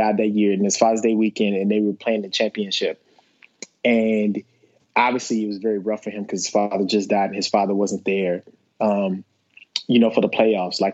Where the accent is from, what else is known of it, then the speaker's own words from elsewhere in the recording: the South, United States; I'm a black man from the South